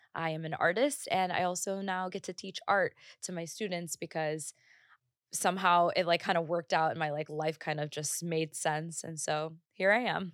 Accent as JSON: {"language": "English", "region": "Northwest Indiana", "country": "United States", "tie": "born or raised there", "also_born_or_lived": "Bangalore, India", "said": "I was born in Bangalore, India, and my parents, my dad was already here, my mom moved with me three years after I was born, and I grew up in Northwest Indiana"}